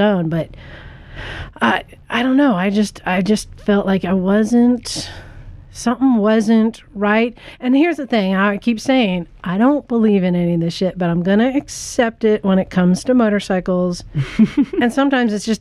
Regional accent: Utah, United States; now in Santa Cruz, United States; I was born in Utah

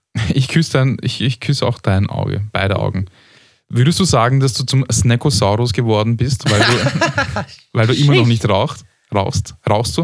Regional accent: Austria; als Österreicher

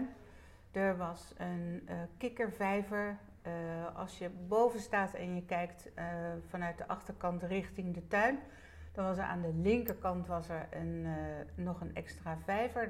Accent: Netherlands; daar ben ik inderdaad geboren. En de kamer daarnaast eh, hadden mijn ouders een zitkamer. Ja. Mijn ouders die woonden hier eh, met mijn grootouders

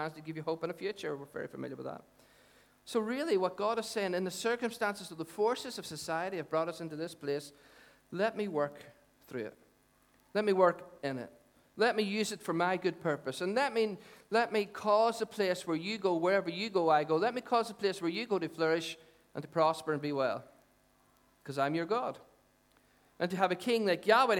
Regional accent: Dungannon, Northern Ireland, United Kingdom; I'm from Dungannon.

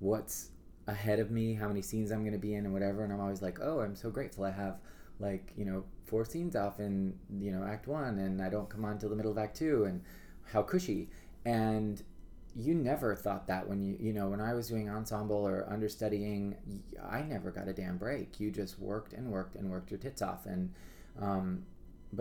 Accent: Reno, Nevada, United States; now in New York, United States; I am originally from Reno, Nevada

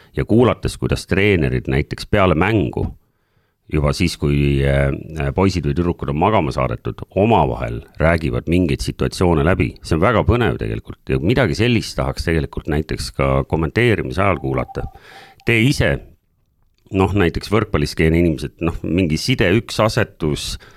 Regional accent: Saare County, Estonia; ma olen tegelikult Saaremaalt pärit

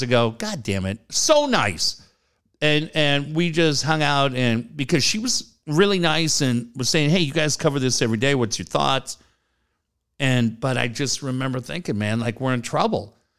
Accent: Richfield, Minnesota, United States; moved away; my hometown is Richfield, Minnesota

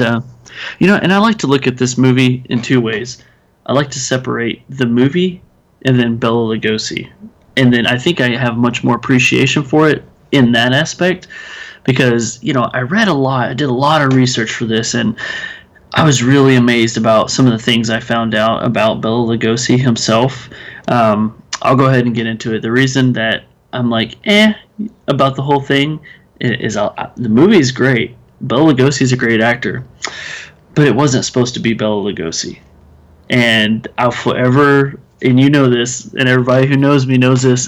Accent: Texas, United States; I'm from Texas, so armadillos are a big thing

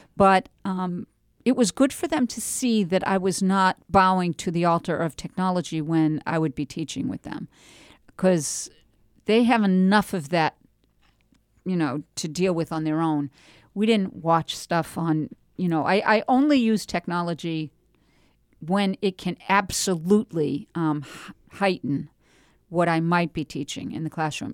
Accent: Andover, Massachusetts, United States; moved away as an adult; now in New Hampshire, United States; I grew up in Andover

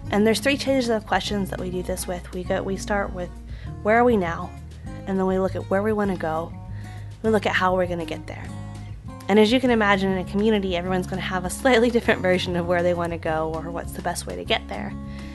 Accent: Charleston, West Virginia, United States; I am from Charleston, West Virginia, and my host organization is the West Virginia Center for Civic Life, which is in Charleston, West Virginia, which is really cool because I get to stay in my hometown.

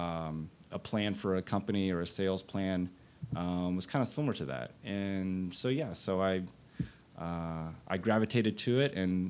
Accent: Fort Worth, Texas, United States; also born or lived in Austin, Texas; I was born and raised in Fort Worth. I came to Austin in 94

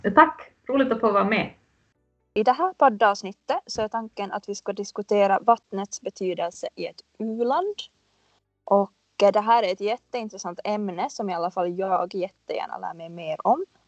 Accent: Finland; now in Stockholm, Sweden; jag är en finlandssvensk marknadsförare slash innehållsskapare som bor i Stockholm

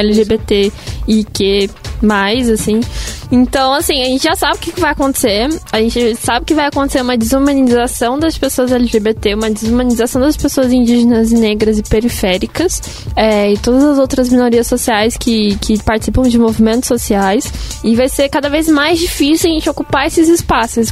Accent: São Paulo, Brazil; Sou de São Paulo

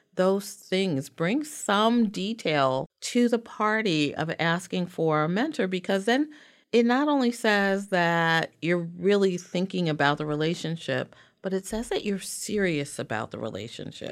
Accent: New York City, New York, United States; I am African-American from the South Bronx. and actually born at Weill

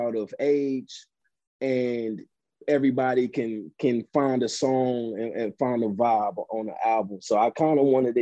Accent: East St. Louis, Illinois, United States; I'm from East St. Louis. I'm actually from Illinois

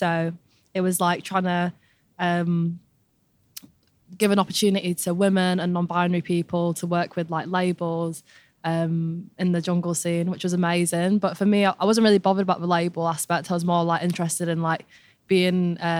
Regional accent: England, United Kingdom; accent: northern; I'm definitely a northerner. It's still in me. My accent's going a little bit, but I'm holding on to it.

